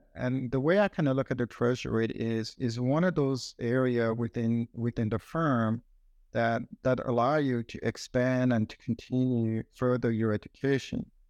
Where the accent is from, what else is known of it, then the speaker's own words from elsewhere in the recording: Switzerland; moved away as an adult; now in United States; growing up in Switzerland